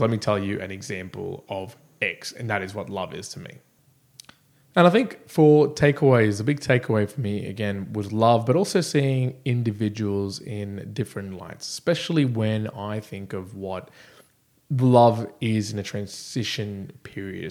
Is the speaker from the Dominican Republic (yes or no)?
no; Brisbane, Queensland, Australia; here in Brisbane, my hometown